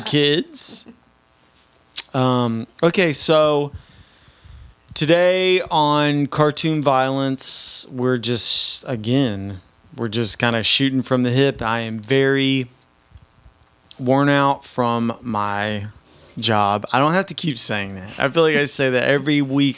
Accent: Nashville, Tennessee, United States; moved away; I'm from Nashville.

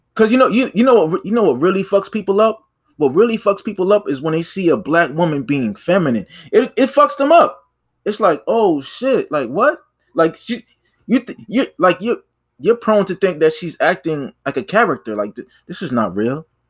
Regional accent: Boston, Massachusetts, United States; first language English; I'm from Boston. I'm from the Bean

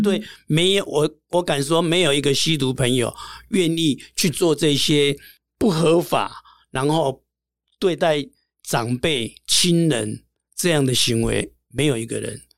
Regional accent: Taipei, Taiwan; 我是住在台北的万华，这个地方它比较复杂一点

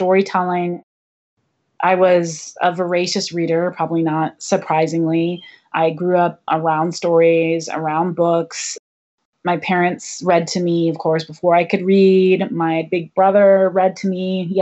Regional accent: Ann Arbor, Michigan, United States; I grew up in Ann Arbor, Michigan

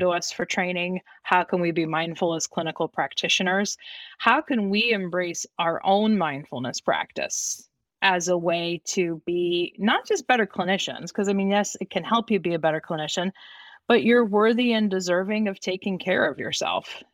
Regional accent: Youngstown, Ohio, United States; also born or lived in Bosnia; I'm from the Youngstown, Ohio area

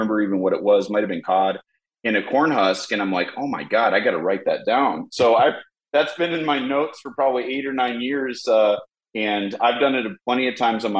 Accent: Phoenix, Arizona, United States; growing up in Phoenix and Arizona

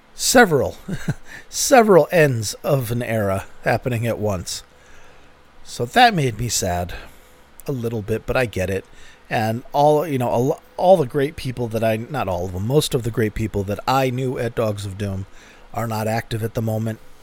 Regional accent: United States; I'm an American.

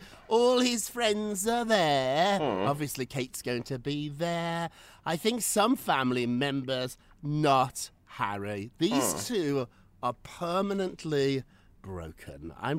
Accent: Birmingham, West Midlands, United Kingdom; now in New York, United States; If somebody told me when I was a little kid growing up in Birmingham, England, that I would be living in New York talking to Loopy Lou on Thursdays, I'd be like, that's delusional.

